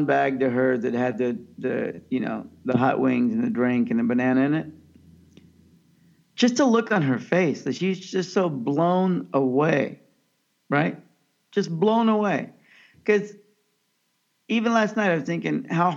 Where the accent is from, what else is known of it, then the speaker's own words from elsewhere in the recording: Kansas, United States; also born or lived in Pakistan; of Pakistani birth, and I grew up in Kansas